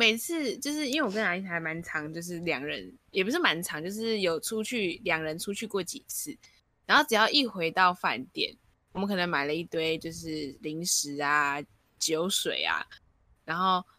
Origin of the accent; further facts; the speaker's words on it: Taipei, Taiwan; 我 们 都是台北人